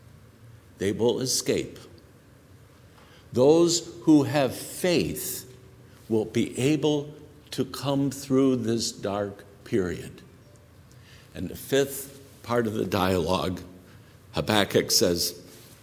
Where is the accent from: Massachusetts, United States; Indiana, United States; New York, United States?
Indiana, United States; Northwest; I was a kid growing up in Northwest Indiana